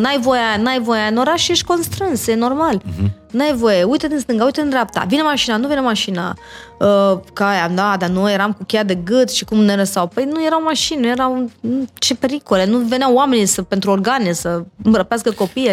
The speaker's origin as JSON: {"language": "Romanian", "town": "Iași", "region": "Iași County", "country": "Romania", "tie": "born or raised there", "also_born_or_lived": "Bucharest", "moved": "yes", "said": "am copilărit eu la Iași"}